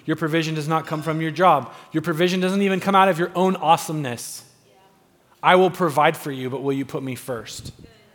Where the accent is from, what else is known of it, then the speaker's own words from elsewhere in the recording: United States; We're American.